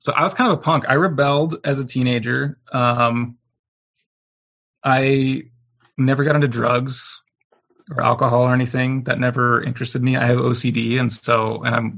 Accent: Riverton, Utah, United States; I was raised in Riverton, Utah

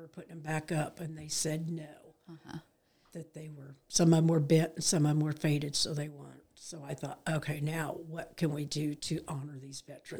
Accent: Greene County, Illinois, United States; I was born and raised in Greene County. I married Jeff Fall 42 years ago.

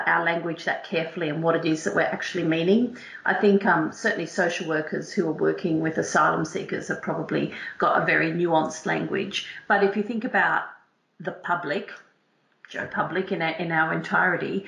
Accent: Australia; accent: Australian twang; moved away as an adult; also born or lived in England; now in United Kingdom; you can all hear from my twang that I am not English born and bred. I'm actually an Aussie. Who's been here for 18 years

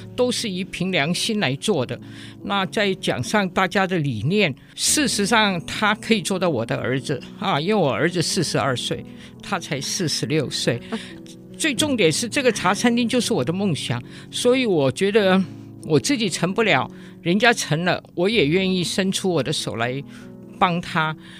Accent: Hong Kong; now in Taiwan; 我们香港人吃东西，最怕寒掉

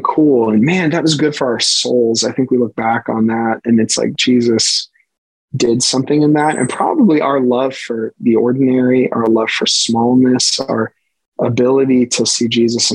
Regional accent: Western Pennsylvania, United States; I'm born and bred in Western PA. My family worked in the steel mill in Aliquippa. I mean, so I'm a Western Pennsylvanian

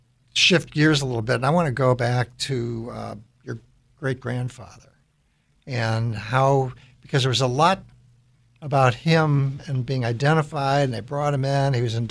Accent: Chicago, Illinois, United States; moved away; And then where I grew up is in Chicago.

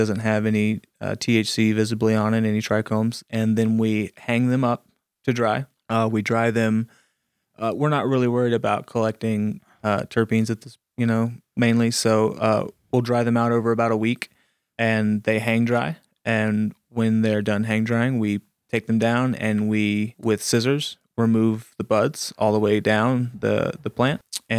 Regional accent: Ponce de Leon, Florida, United States; now in Colorado, United States; I'm from Florida.

